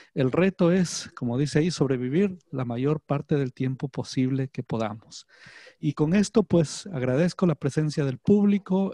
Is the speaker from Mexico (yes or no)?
no; Ambato, Tungurahua, Ecuador; moved away as an adult; now in Guayaquil, Ecuador; yo nací aquí en Guayaquil. Mi mamá es guayaquileña, mi padre es ambateño, Pero fui a la escuela y al colegio en la ciudad de Ambato